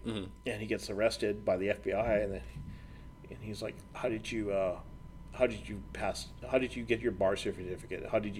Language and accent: English; El Paso, Texas, United States; moved away as an adult; I come from El Paso, right?